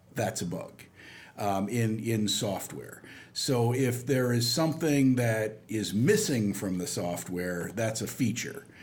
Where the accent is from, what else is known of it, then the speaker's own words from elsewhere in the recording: Dubuque, Iowa, United States; also born or lived in St. Louis, Missouri; I was born in St. Louis, Missouri, not too far from Carlinville here, but actually grew up in Dubuque, Iowa